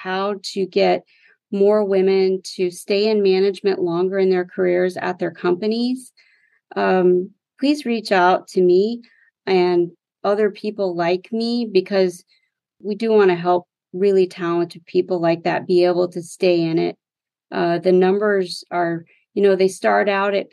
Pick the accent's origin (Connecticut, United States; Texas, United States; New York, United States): Texas, United States; West; I grew up in West Texas in the oil and gas economy